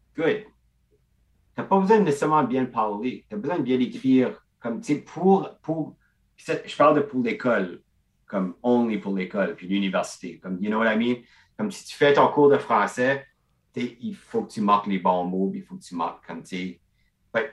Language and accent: French; Beresford, New Brunswick, Canada; je viens de Burford, qui est comme Beresford